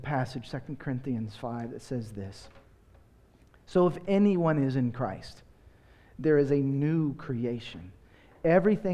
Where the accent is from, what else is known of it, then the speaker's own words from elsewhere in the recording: Texas, United States; moved away as an adult; also born or lived in Seattle / Los Angeles; now in Austin, United States; I grew up in Texas, and in my day, you went to church before you watched the Cowboys.